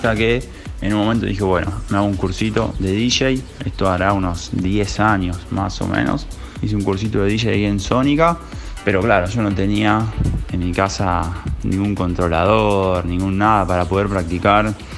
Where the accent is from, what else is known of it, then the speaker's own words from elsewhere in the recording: Buenos Aires, Argentina; Soy de Buenos Aires, capital federal, del barrio de Colegiales, para ser más preciso.